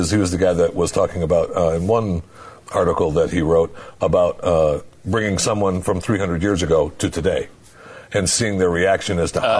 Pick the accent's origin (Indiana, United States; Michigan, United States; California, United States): Michigan, United States; Where I grew up in Michigan with the foundries